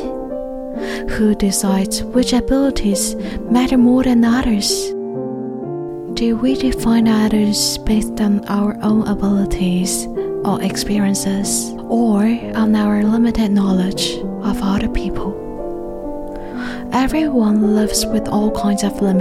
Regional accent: Huaihua, Hunan, China; in my hometown, Huaihua. Only 4 million people live there. It's a small, beautiful city in the south of China in Hunan province

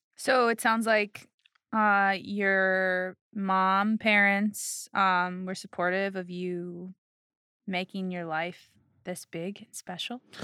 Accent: Chicago, Illinois, United States; now in Los Angeles, United States; I'm from Chicago

